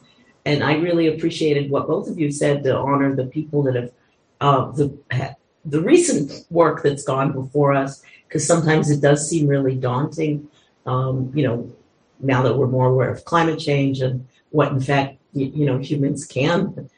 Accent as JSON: {"language": "English", "town": "Pittsburgh", "region": "Pennsylvania", "country": "United States", "said": "I'm from Pittsburgh."}